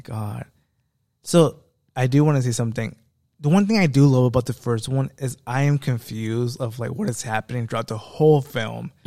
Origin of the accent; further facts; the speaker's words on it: United States; I am an American